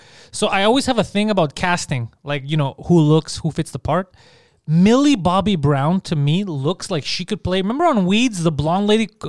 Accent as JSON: {"language": "English", "town": "Mississauga", "region": "Ontario", "country": "Canada", "said": "He looks, he sees, like, Ontario, okay. Crikey, yeah, we're from Mississauga."}